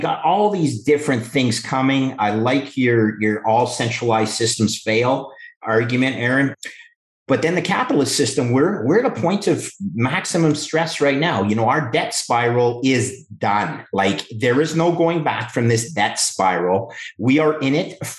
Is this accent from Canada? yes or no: yes; Canada; as a Canadian